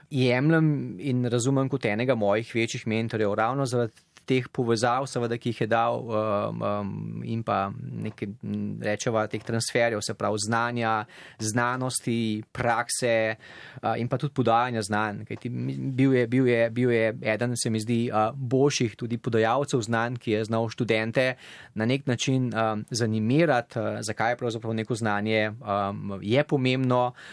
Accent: Slovenia; moved away as an adult; now in United States; sem iz Slovenije

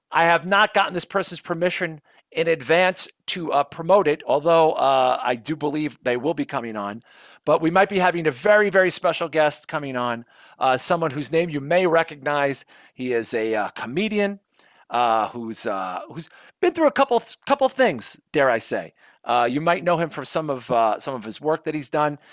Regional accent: New York City, New York, United States; I'm from Brooklyn

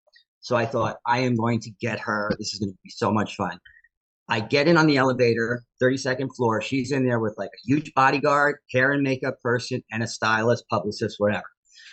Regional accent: Millburn, New Jersey, United States; I grew up in Millburn too.

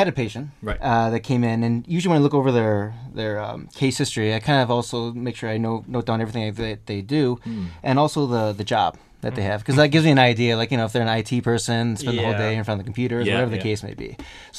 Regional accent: Plain, Wisconsin, United States; moved away; I'm originally from the United States. Mm-hmm. I actually grew up in a very, very, very rural town, a small town. It's called Plain, P-L-A-I-N, Plain.

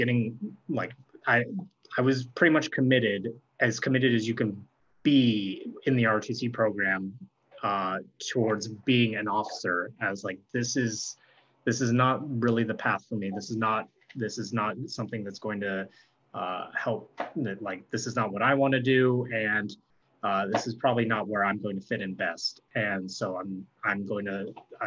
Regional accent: San Diego, California, United States; I grew up in San Diego

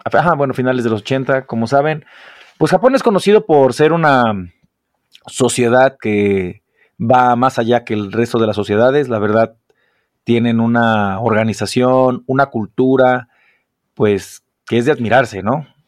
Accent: Mexico; los mexicanos cuando vamos

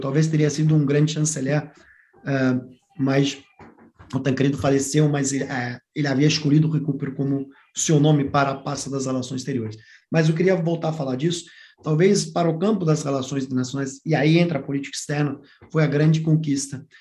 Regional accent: Brazil; como professor de relações internacionais, como brasileiro

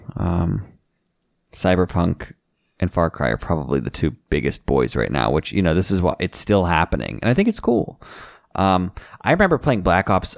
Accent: Washington, Pennsylvania, United States; I'm from Washington, Pennsylvania

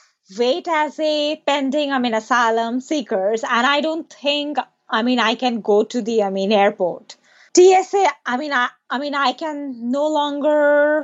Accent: Bangladesh; English is a second language; moved away; $1, it's like 90 or 80 takas back home. It's a lot. $1, it's a lot back in my home country.

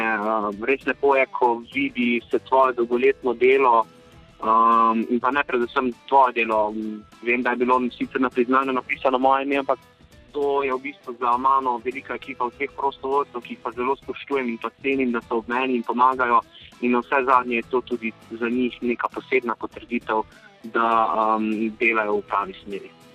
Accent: Slovenia

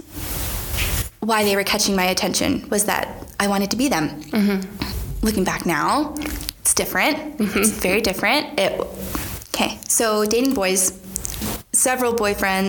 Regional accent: Wichita, Kansas, United States; also born or lived in Burlington, Kansas; when I was 10 or 11, my mom got remarried to a wonderful guy. I moved from Wichita, Kansas to Burlington, Kansas

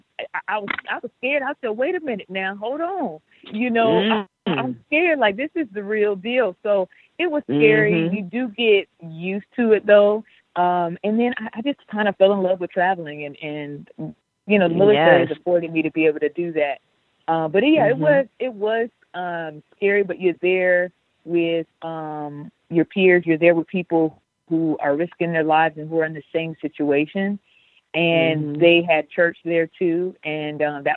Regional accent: California, United States; moved away as an adult; now in Texas, United States; I'm from California. Let me say this. I'm a California native, California born and raised through and through

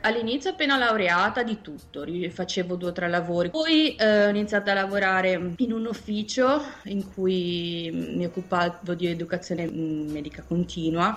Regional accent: Genoa, Liguria, Italy; moved away as an adult; now in New York, United States; vengo da Genova e mi sono trasferita negli Stati Uniti 5 anni fa

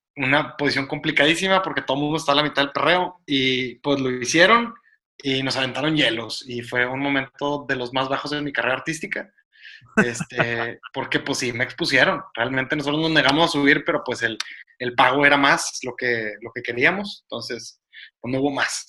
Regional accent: Monterrey, Nuevo León, Mexico; dijimos que somos de Monterrey

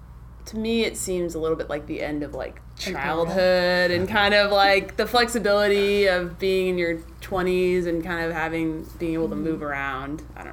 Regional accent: Midwest, United States; now in California, United States; I'm from the Midwest, and so when I came out to California, where everything is new

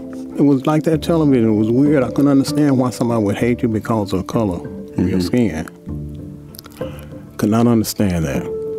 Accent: Chattanooga, Tennessee, United States; also born or lived in Nashville; I'm from Chattanooga, Tennessee.

